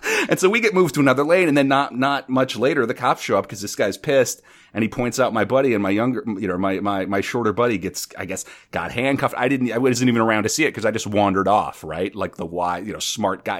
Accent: North Dakota, United States; now in New York City, United States; I'm originally from North Dakota. I live in New York City.

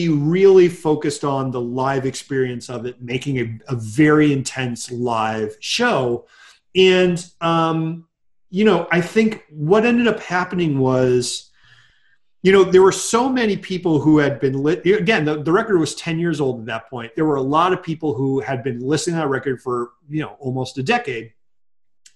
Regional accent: Connecticut, United States; also born or lived in Massachusetts / Japan; I was born in Massachusetts, but I've lived in Connecticut pretty much all my life

